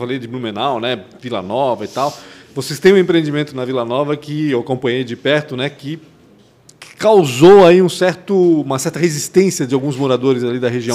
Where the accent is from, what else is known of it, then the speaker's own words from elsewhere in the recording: Chile; now in Brazil; eu sou chileno, né? Eu Nasci no Chile